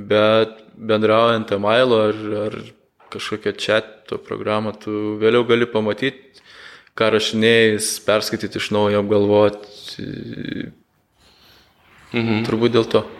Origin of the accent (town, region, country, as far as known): Lithuania